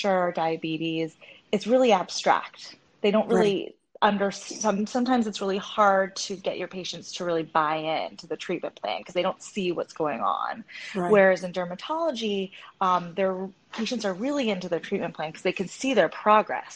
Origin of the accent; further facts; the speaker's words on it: a suburb outside of LA, California, United States; also born or lived in Hong Kong; I was born in Hong Kong, and my parents brought me here when I was one. So I grew up in a suburb outside